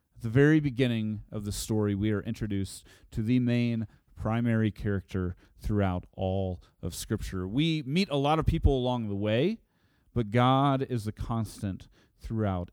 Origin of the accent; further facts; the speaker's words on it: Oklahoma, United States; I'm from Oklahoma